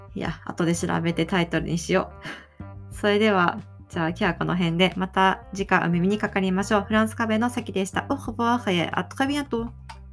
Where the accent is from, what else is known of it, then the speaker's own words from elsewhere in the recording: Aichi, Japan; 私が生まれ育った愛知県